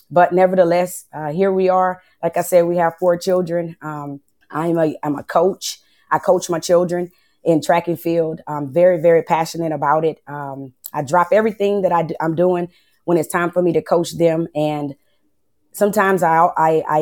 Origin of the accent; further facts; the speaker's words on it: Lake Charles, Louisiana, United States; I'm from Lake Charles, Louisiana